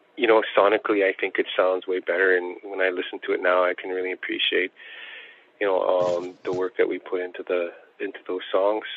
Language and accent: English; Attawapiskat, Ontario, Canada; growing up in Attawapiskat